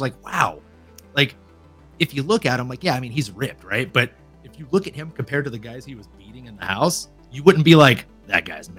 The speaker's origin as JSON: {"language": "English", "region": "Louisiana", "country": "United States", "tie": "born or raised there", "moved": "yes", "said": "I grew up in Louisiana."}